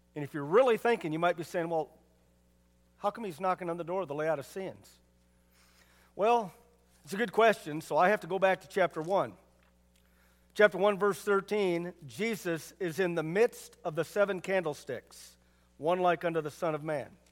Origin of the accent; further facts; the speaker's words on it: United States; me being American doesn't make me a real American. Living in America